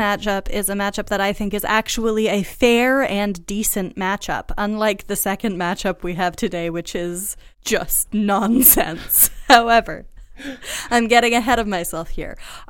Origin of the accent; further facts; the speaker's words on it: United States; moved away; I'm American